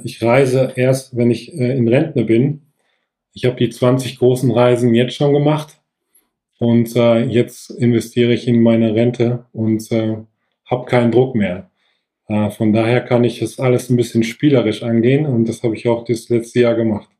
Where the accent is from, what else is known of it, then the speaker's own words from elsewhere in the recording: Sauerland, North Rhine-Westphalia, Germany; moved away as an adult; also born or lived in Bensberg; now in Bergisch Gladbach, Germany; bin gebürtig aus dem Sauerland, wohne aber jetzt zehn Minuten vor Köln in Bensberg